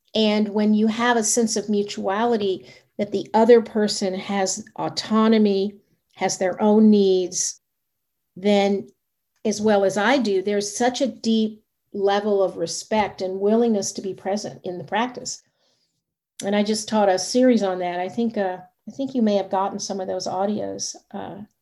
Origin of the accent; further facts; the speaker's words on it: the South, United States; I was raised in the South